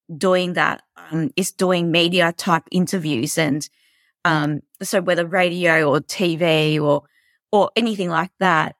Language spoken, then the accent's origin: English; Melbourne, Victoria, Australia; I'm from Melbourne, Australia. Um, I've lived here my whole life.